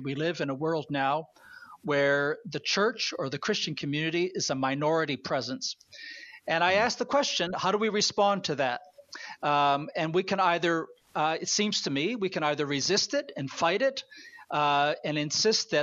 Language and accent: English; Canada; I am a Canadian